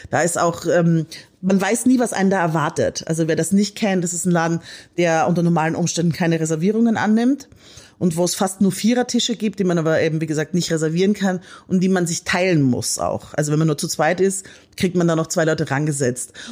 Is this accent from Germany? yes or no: no; Austria; Ich komme ja aus Österreich. Ich liebe österreichisches Essen.